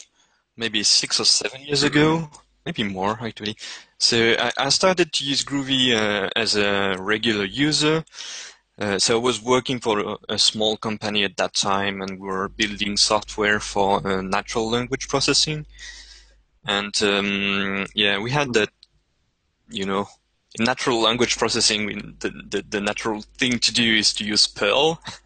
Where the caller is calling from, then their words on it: Montaigu, Pays de la Loire, France; I'm podcasting from Montaigu, France.